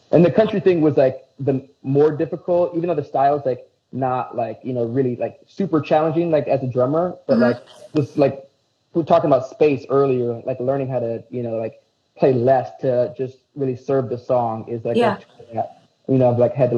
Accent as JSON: {"language": "English", "town": "Aurora", "country": "United States", "said": "I'm from the Burbs"}